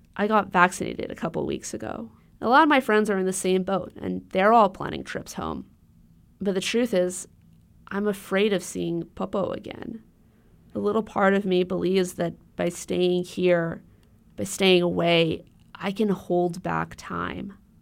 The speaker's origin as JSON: {"language": "English", "town": "Honolulu", "region": "Hawaii", "country": "United States", "tie": "born or raised there", "moved": "yes", "said": "I grew up in Honolulu."}